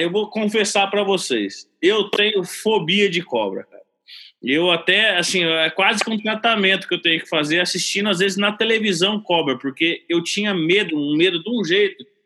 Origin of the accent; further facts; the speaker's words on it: a town near Bauru, São Paulo, Brazil; moved away; em Bauru, ali pertinho da cidade onde eu nasci